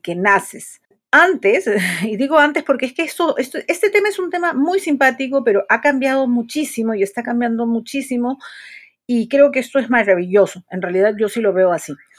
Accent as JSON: {"language": "Spanish", "country": "Peru", "said": "soy psicóloga, soy de Perú"}